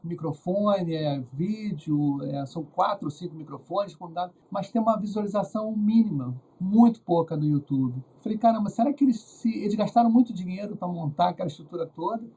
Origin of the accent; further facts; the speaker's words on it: Rio de Janeiro, Brazil; eu sou aqui do Rio